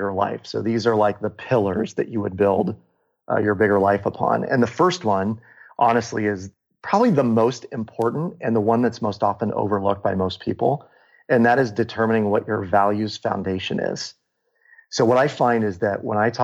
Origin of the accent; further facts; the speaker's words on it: Des Moines, Iowa, United States; my hometown in Des Moines, Iowa